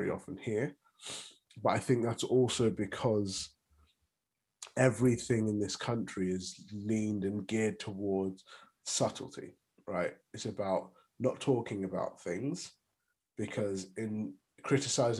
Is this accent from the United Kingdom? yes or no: yes; United Kingdom